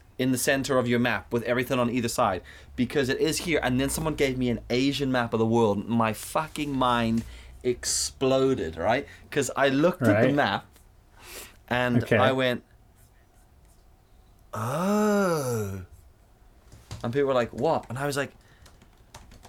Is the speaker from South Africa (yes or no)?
yes; South Africa; moved away; I grew up in South Africa where we learnt about shit the South African way